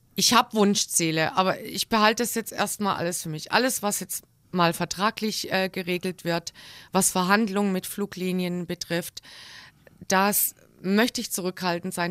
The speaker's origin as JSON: {"language": "German", "town": "Crailsheim", "region": "Baden-Württemberg", "country": "Germany", "tie": "born or raised there", "also_born_or_lived": "Black Forest / Frankfurt / Rostock", "moved": "as an adult", "lives_now": "Kassel, Germany", "said": "Ich bin geboren in kreilsheim rossfeld"}